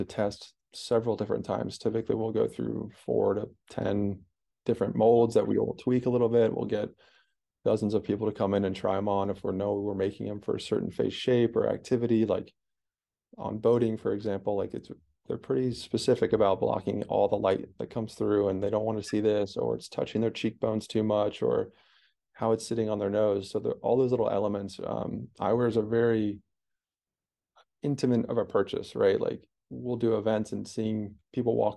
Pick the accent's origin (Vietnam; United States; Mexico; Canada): United States; East Coast; where we grew up on the East Coast